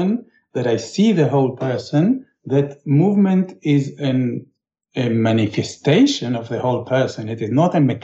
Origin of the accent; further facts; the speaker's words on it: Israel; I grew up in Israel